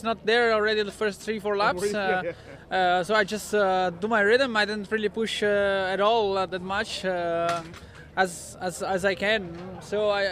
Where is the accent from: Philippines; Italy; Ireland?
Italy; English is a second language; I'm coming from Italy, where it's hard pack